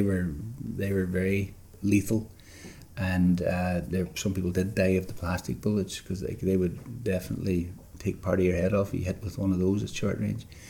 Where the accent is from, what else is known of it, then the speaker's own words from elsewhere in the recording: Derry, Northern Ireland, United Kingdom; moved away; I was born in a in Derry in Argyle Street, with a little two up, two down, with a outside toilet